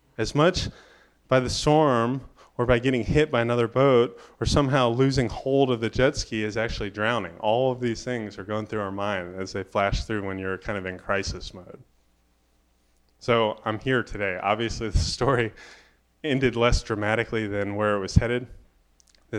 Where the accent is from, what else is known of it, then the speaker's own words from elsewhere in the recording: Daytona Beach, Florida, United States; growing up in Daytona Beach, Florida